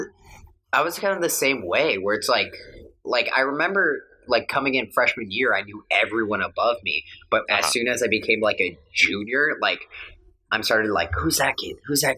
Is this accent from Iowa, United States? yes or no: yes; West Union, Iowa, United States; moved away as an adult; now in Chicago, United States; It's Fayette County, but my hometown is West Union.